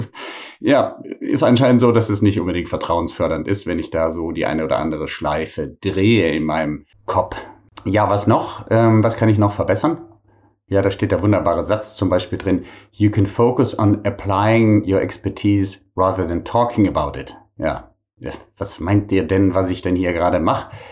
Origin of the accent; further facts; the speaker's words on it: Bonn, North Rhine-Westphalia, Germany; moved away; in meiner alten Heimatstadt Bonn